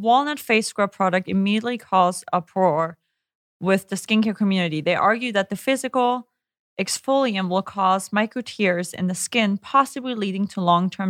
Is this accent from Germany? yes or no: yes; Germany; Because growing up in Germany, we really never use sunscreen.